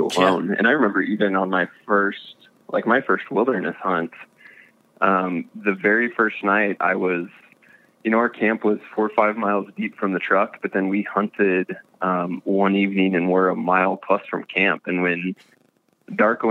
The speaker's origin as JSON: {"language": "English", "region": "Missouri", "country": "United States", "said": "I'm actually from Missouri. I'm from the Midwest."}